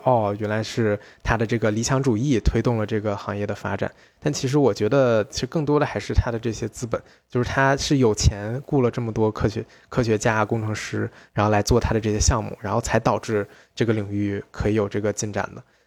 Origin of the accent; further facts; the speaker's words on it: China; 我们中国人概念里面的商人